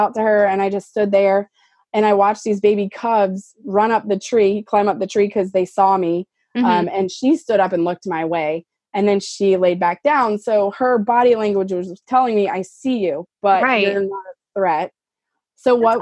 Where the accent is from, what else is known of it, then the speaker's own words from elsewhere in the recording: Louisiana, United States; I'm from Louisiana